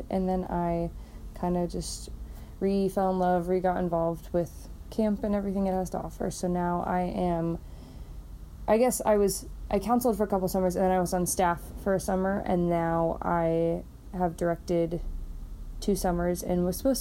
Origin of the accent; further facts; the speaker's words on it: Urbandale, Iowa, United States; also born or lived in Dubuque; now in West Des Moines, United States; I grew up in Urbandale and then moved to West Des Moines after college.